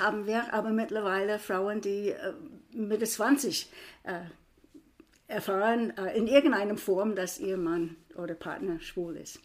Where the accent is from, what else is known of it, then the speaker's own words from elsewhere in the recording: United States; now in Frankfurt, Germany; ich bin Amerikanerin